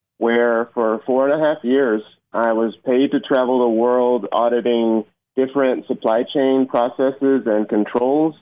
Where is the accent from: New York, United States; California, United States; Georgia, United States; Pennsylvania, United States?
Georgia, United States; Atlanta; moved away as an adult; also born or lived in Iowa City, Iowa; I grew up in the Atlanta area, but I lived up and down the coast.